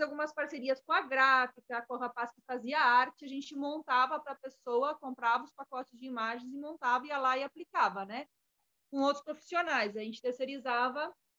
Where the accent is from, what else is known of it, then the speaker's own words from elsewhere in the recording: Alegrete, Rio Grande do Sul, Brazil; also born or lived in Balneário Camboriú; now in Florianópolis, Brazil; eu sou natural de Alegrete